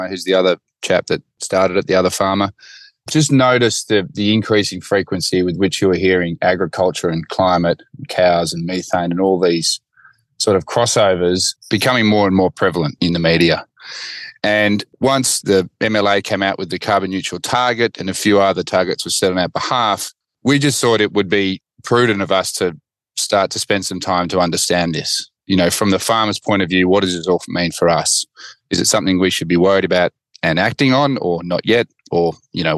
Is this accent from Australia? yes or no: yes; Gundagai, New South Wales, Australia; I'm a grazier from Gundagai, just a little town north of Gundagai called Joogeeong